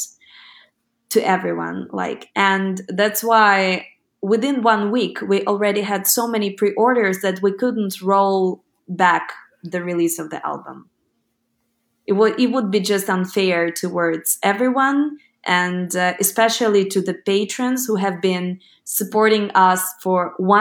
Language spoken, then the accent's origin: English; Ukraine; first language Ukrainian; English is a second language